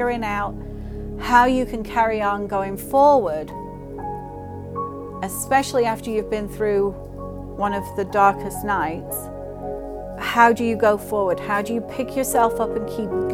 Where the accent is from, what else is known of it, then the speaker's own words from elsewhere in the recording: England, United Kingdom; now in United States; I grew up in England